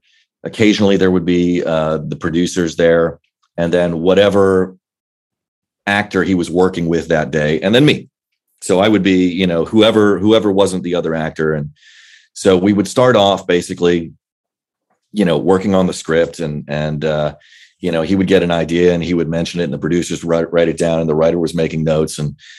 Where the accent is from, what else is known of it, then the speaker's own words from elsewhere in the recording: Virginia, United States; Well, I was a military kid, so we moved around a good bit, but for the most part, in Northern Virginia, in the DC area, that's kind of where my dad's career landed.